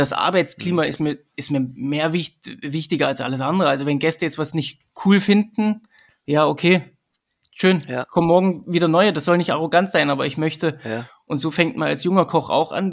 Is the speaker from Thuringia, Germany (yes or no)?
yes; Sömmerda, Thuringia, Germany; also born or lived in Erfurt; now in Vienna, Austria; Ich komme ursprünglich aus Sömmerda, das ist ähm, das Silicon Valley von der damaligen DDR.